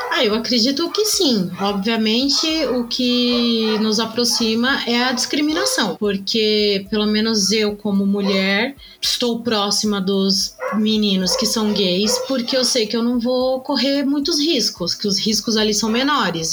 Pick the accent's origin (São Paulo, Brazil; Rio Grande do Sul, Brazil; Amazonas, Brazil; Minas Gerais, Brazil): São Paulo, Brazil; eu sou aqui de São Paulo, capital, nasci aqui, vivo a minha vida inteira aqui